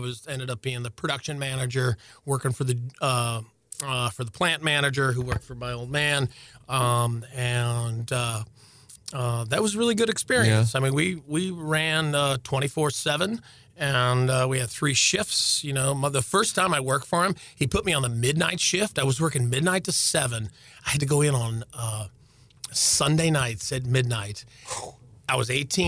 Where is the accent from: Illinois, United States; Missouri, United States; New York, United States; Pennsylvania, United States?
Missouri, United States; St. Louis; I was born in Western Louisiana. I was raised effectively in South County.